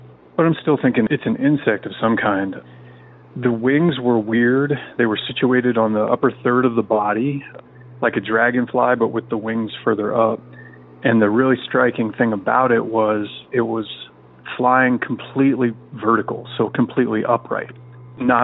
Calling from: Central Washington State, United States; I'm calling from Central Washington State

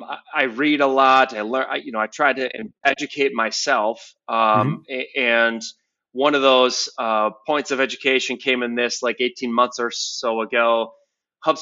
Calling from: Grand Haven, Michigan, United States; So I'm dialing in from Grand Haven, Michigan, which is right on the coast of Lake Michigan.

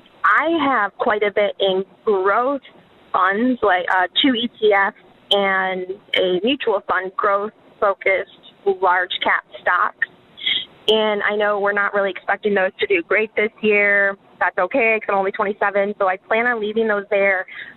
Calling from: Florida, United States; I'm calling from Florida. My question for you guys is, so I'm a 27-year-old.

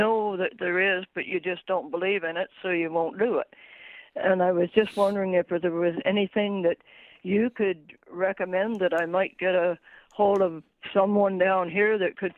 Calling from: Frankfort, United States; I'm calling from Trenton area, actually.

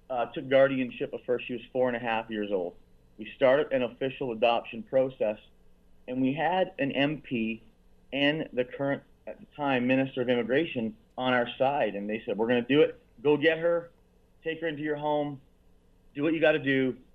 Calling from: Dominican Republic; That's right. I'm calling you from Dominican Republic.

